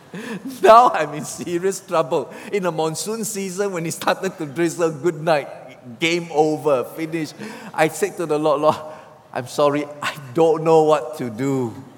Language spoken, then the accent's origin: English; Singapore; I'm a Singaporean. We Singaporeans don't know about rivers.